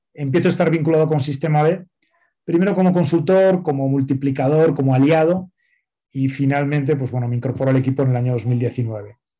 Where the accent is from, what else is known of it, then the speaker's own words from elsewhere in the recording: Spain; moved away as an adult; now in Mexico; yo soy español, nací en España eh, ya hace 47 años